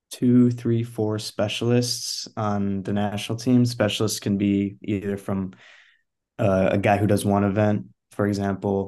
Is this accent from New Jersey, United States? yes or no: no; Chicago suburbs, Illinois, United States; I'm originally from Chicago suburbs, neighborhood Illinois.